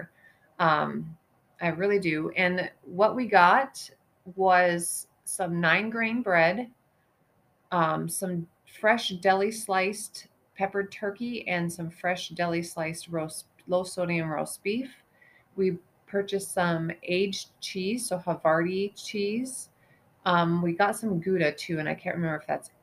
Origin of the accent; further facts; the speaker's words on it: eastern Montana, United States; moved away as an adult; I grew up in Montana. I grew up in eastern Montana